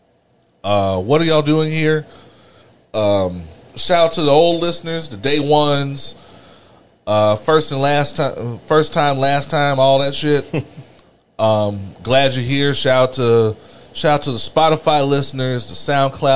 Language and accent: English; the South, United States; a born and bred Southerner